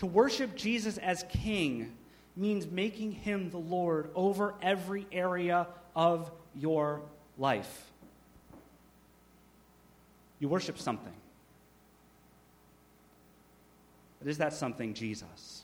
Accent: United States; modern American Christians

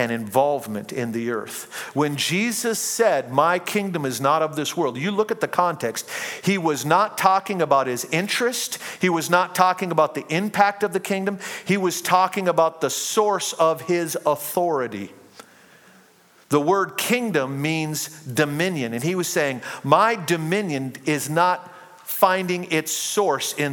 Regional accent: United States; I am a citizen of heaven before I'm a citizen of the United States

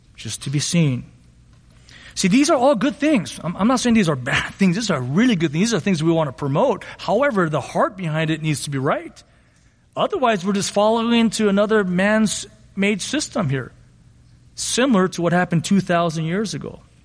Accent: Monterey Park, California, United States; I grew up in Monterey Park

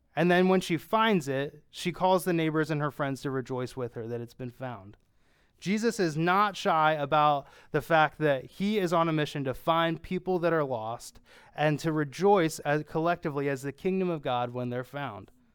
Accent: Pennsylvania, United States; I'm from Pennsylvania

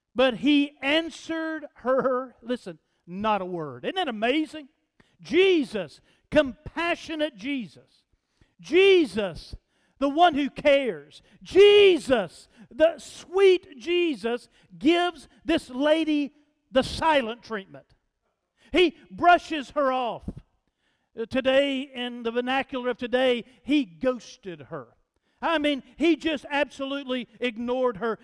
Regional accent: United States; I grew up in East Lake

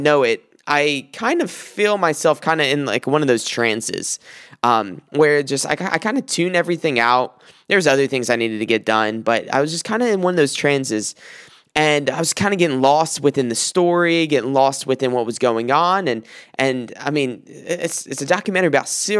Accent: South Carolina, United States; now in Michigan, United States; I'm from South Carolina, so often I'll take trips, 12-hour trips from Michigan down to South Carolina

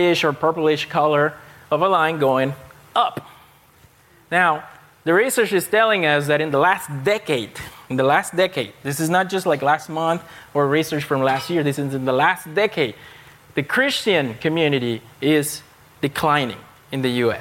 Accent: Panama; moved away; I grew up, my home country is Panama. It's in Central America

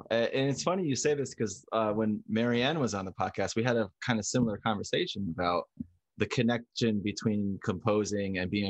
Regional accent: Northwestern New Jersey, United States; And I grew up in Northwestern New Jersey.

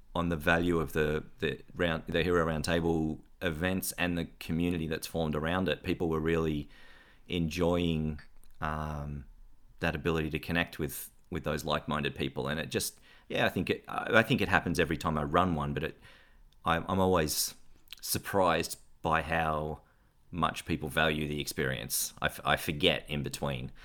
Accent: Ballarat, Victoria, Australia; moved away as an adult; also born or lived in Geelong / United States; I grew up mostly in Ballarat and Geelong and, and in a little town in between

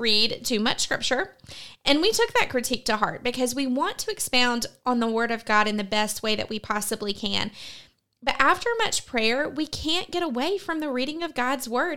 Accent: United States; as American Christians

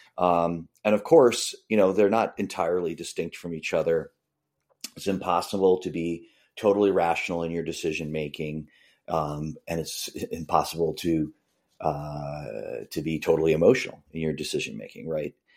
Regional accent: Boston suburbs, Massachusetts, United States; I grew up in the Boston suburbs

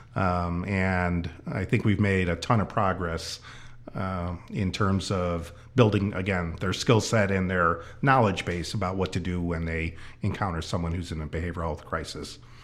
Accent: Chicago, Illinois, United States; moved away as an adult; now in Snohomish County, United States; I grew up in the Chicago area

